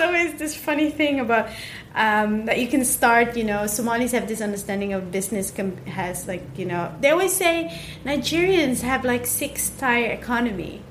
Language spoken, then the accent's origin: English; Netherlands; growing up in the Netherlands